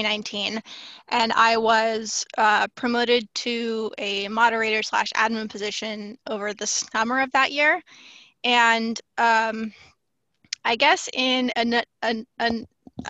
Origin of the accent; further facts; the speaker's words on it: San Diego, California, United States; I'm from Southern California, San Diego in specific, and I haven't really lived anywhere else. I'm pretty much born and raised in California.